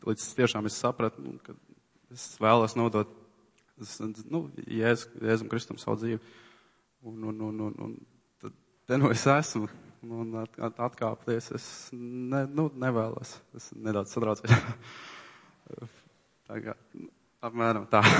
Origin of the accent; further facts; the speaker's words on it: Tukums, Latvia; esmu no Tukuma